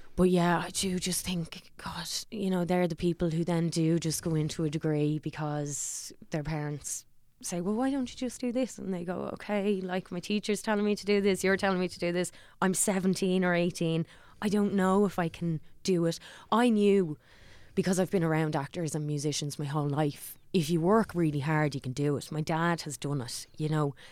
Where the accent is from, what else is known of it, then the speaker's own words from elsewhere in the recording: Dublin, Leinster, Ireland; also born or lived in Lucan; I'm from Parma's town